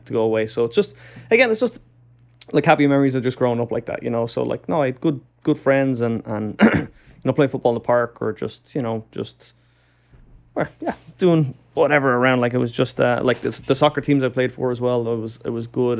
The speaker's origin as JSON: {"language": "English", "town": "Dublin", "region": "Leinster", "country": "Ireland", "tie": "born or raised there", "moved": "as an adult", "lives_now": "New York, United States", "said": "I'm from Dublin in Ireland. And, uh, I was very lucky just growing up. It's a, it's a good city to grow up"}